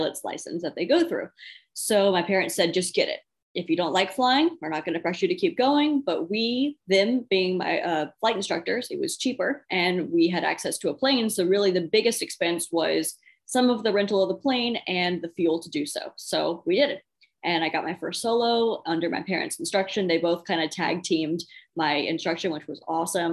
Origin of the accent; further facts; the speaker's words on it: Phoenix, Arizona, United States; moved away as an adult; now in Virginia, United States; I was born and raised in Phoenix, Arizona